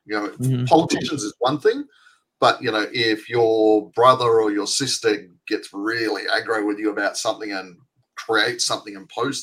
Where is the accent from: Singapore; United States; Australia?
Australia; as an Australian